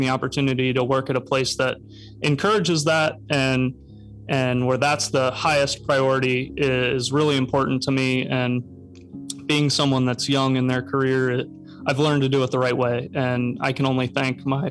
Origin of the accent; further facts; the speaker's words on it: Cincinnati, Ohio, United States; I'm born and raised in Cincinnati